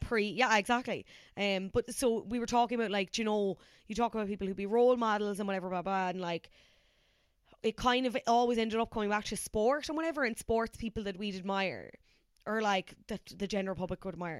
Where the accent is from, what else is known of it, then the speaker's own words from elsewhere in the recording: Cork, Munster, Ireland; now in Dublin, Ireland; having moved from Cork to Dublin